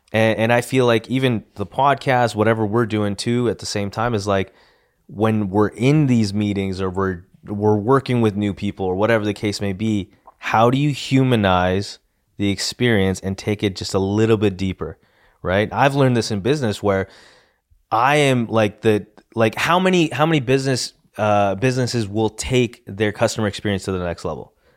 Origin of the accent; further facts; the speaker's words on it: Edmonton, Alberta, Canada; we're from Edmonton, not Calgary